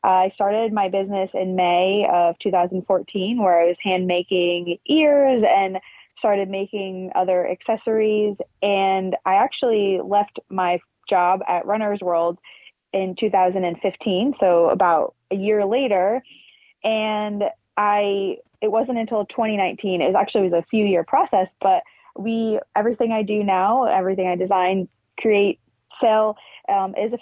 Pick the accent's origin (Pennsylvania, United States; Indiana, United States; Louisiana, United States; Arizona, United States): Pennsylvania, United States; we're from Pennsylvania